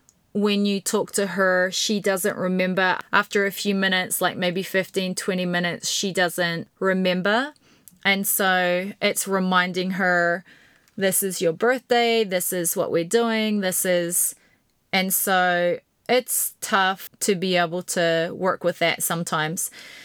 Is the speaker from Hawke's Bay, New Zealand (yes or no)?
no; Invercargill, Southland, New Zealand; Now, Kyle and his family and his brother and sisters, they were all a part of my little family growing up in Invercargill.